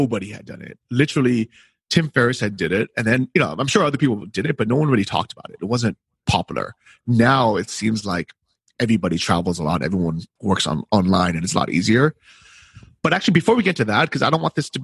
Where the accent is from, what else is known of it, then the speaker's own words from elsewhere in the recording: San Francisco, California, United States; I grew up in San Francisco.